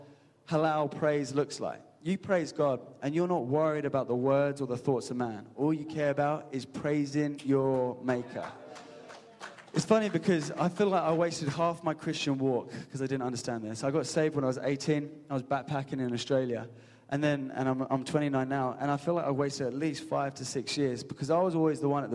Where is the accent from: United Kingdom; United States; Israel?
United Kingdom; England; A majority of us in this room are English. And we know we're English, we're reserved